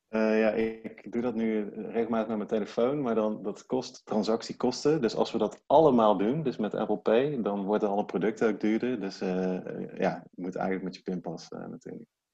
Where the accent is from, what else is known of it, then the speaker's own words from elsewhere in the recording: 's-Hertogenbosch, North Brabant, Netherlands; ik woon dus in Den Bosch en ik kom uit Den Bosch.